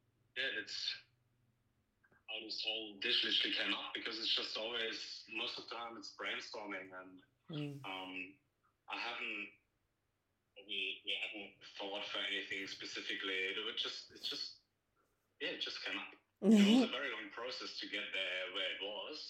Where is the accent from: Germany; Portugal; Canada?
Germany; moved away as an adult; now in Australia; I'm having a little bit European influence because I'm originally from Germany.